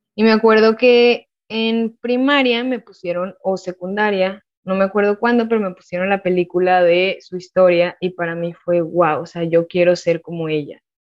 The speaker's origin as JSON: {"language": "Spanish", "town": "Monterrey", "region": "Nuevo León", "country": "Mexico", "tie": "born or raised there", "also_born_or_lived": "San Luis Potosí", "said": "yo nací en San Luis Potosí. Yo ya en... O sea, la verdad, yo soy de Monterrey. Digo más que soy de Monterrey, aunque nací en San Luis, porque realmente yo con mi familia nuclear nos fuimos a vivir a Monterrey cuando yo tenía bueno, cuando yo estaba en segundo de kinder"}